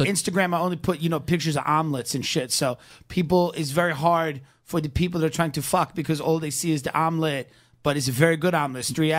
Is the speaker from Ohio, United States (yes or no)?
no; Long Island, New York, United States; I'm from Long Island.